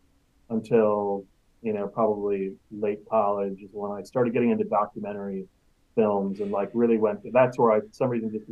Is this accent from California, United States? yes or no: no; Milwaukee, Wisconsin, United States; moved away as an adult; also born or lived in Ohio; now in Portland, United States; I grew up in Milwaukee, Wisconsin.